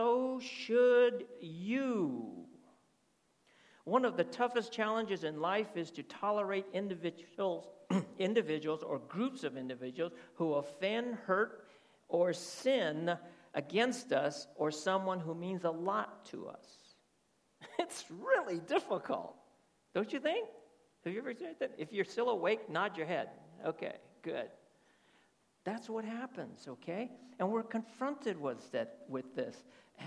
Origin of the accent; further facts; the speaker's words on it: United States; also born or lived in Texas; I was born in America. My whole outlook is more Americanized